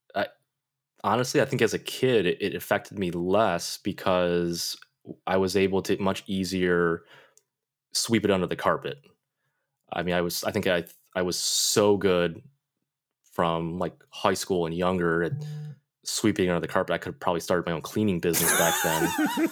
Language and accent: English; Buffalo, New York, United States; also born or lived in Gyeongsang province, South Korea; growing up in Buffalo, you know, the Canadian border is right, right there